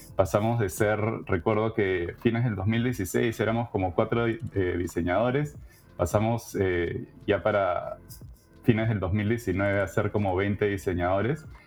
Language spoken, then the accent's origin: Spanish; Lima, Peru; moved away as an adult; now in Canada; peruana de nacimiento, he vivido casi toda mi vida en Lima